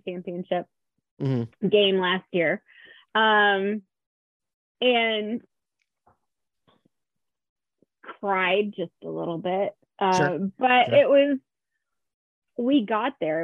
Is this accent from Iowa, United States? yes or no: yes; Eastern Iowa, United States; I grew up around Eastern Iowa